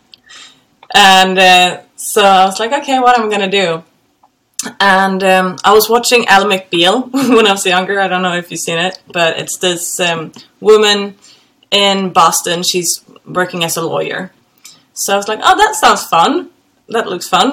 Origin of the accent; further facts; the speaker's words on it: Gothenburg, Västra Götaland, Sweden; moved away; I'm from Gothenburg in Sweden.